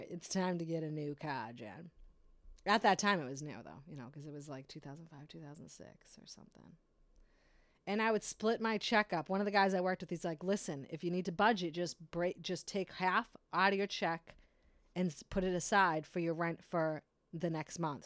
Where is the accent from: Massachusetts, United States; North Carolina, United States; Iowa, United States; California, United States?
Massachusetts, United States; Brockton; I am from Brockton in the city